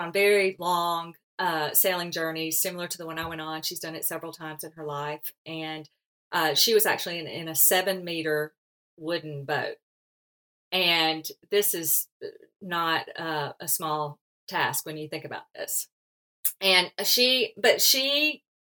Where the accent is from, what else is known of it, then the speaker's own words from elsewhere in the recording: Alabama, United States; accent: Southern drawl; I'm from the South too, so my accent limits me from speaking any foreign language